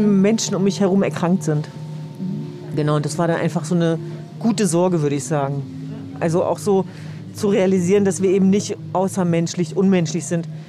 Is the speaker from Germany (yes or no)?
yes; Hanover, Lower Saxony, Germany; now in Berlin, Germany; Also ich bin ja gebürtige Hannoveranerin, aber äh, das, das sind meine Wurzeln.